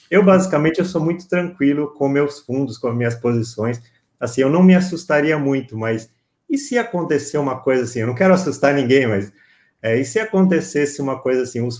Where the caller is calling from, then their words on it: Cubatão, São Paulo, Brazil; Da, de Cubatão, São Paulo.